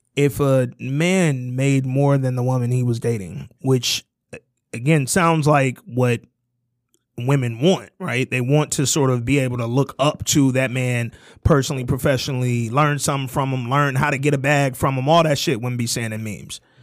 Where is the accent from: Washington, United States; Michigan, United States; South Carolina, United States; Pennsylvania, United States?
Michigan, United States; Detroit; we live in Michigan, where the median household income is fifty-two grand, and then specifically, we're from Detroit